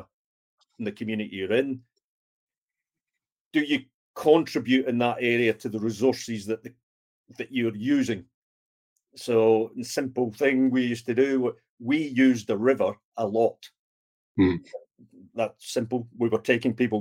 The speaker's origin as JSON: {"language": "English", "region": "Scotland", "country": "United Kingdom", "said": "being Scottish, who we have a tendency to look after the pennies and the pounds"}